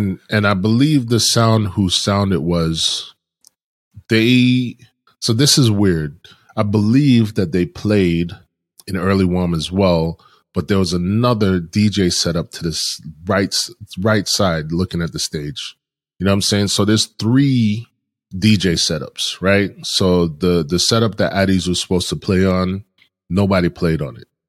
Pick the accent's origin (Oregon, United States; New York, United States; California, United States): New York, United States; New York City; I live in Brooklyn. I grew up in Brooklyn